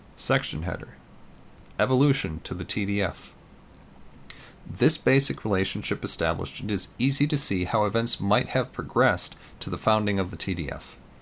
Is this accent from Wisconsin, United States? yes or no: yes; Green Bay, Wisconsin, United States; I grew up in and around Green Bay.